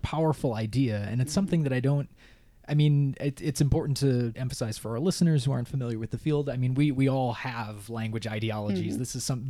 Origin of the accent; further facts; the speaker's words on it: Minnesota and Wisconsin, Midwest, United States; accent: Midwest; now in Pittsburgh, United States; when I was growing up in Minnesota and Wisconsin